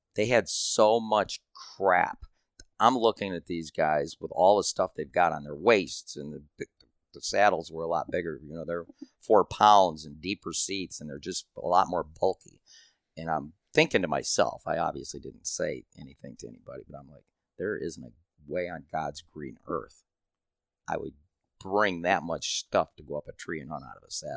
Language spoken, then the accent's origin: English; Michigan, United States; I'm from Michigan